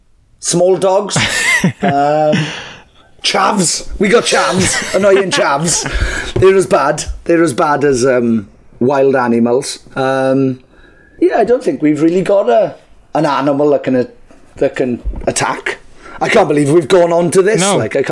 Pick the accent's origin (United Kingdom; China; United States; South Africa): United Kingdom; Wales; 6 Welsh idiots